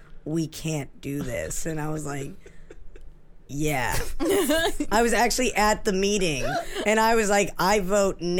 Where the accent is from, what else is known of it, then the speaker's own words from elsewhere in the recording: New Hampshire, United States; I grew up in New Hampshire